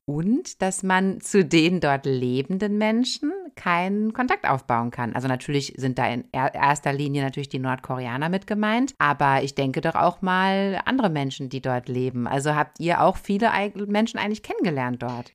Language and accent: German; Germany; bei uns in Deutschland